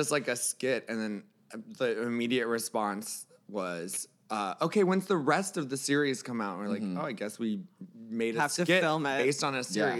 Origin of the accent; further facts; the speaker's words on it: Florida, United States; I'm from Florida